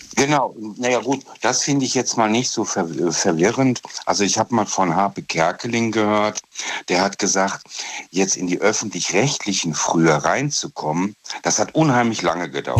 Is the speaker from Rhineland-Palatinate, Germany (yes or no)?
yes; Trier area, Rhineland-Palatinate, Germany; Ich bin aus der Gegend von Trier.